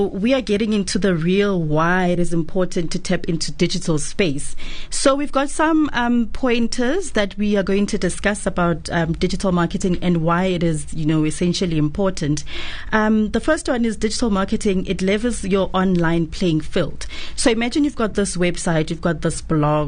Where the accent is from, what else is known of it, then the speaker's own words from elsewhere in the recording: Daveyton, Gauteng, South Africa; I hail from Daveyton, a very small township in the east of Johannesburg